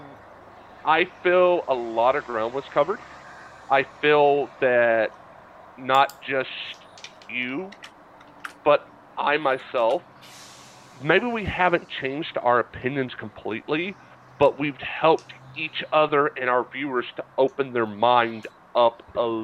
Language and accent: English; Atlanta, Georgia, United States; now in West Virginia, United States; I am from Atlanta, Georgia. I am a city guy